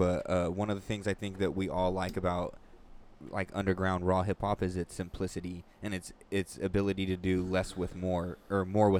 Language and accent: English; California, United States; we're from California